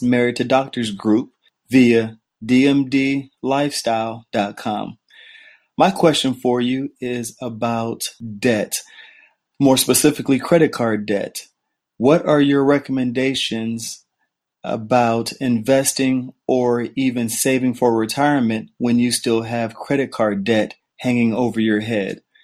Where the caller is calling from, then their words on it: North Carolina, United States; I'm calling in from North Carolina